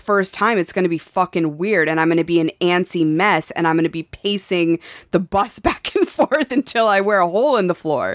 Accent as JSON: {"language": "English", "region": "Montana", "country": "United States", "tie": "born or raised there", "moved": "yes", "said": "growing up in Montana"}